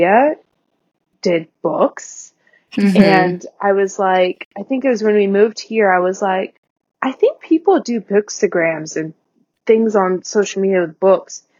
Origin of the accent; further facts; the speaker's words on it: Washington, United States; moved away as an adult; also born or lived in Montana / Hawaii; now in Alaska, United States; I was born in Washington State. I went to college in Montana, and then I moved up here to Alaska